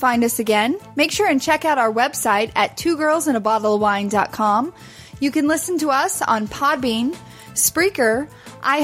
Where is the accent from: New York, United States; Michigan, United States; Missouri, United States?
Missouri, United States; small town; moved away; I'll move back to small town Missouri